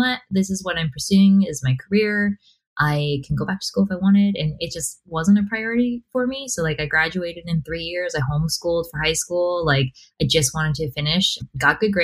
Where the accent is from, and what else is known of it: United States